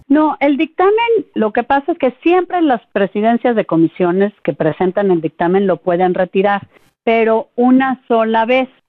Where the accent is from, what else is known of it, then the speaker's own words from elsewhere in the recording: Mexico; como mexicanos